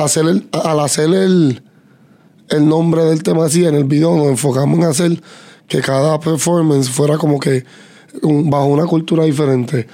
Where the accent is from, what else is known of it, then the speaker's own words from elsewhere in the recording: Puerto Rico; somos puertorriqueños